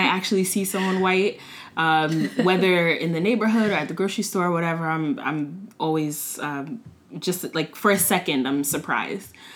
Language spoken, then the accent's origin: English; Montgomery County, Maryland, United States; also born or lived in Washington, District of Columbia, United States; now in Prince George's County, United States; I'm from Montgomery County, uh, Maryland. Uh, grew up in the area, lived in DC for a little bit. Now I live in PG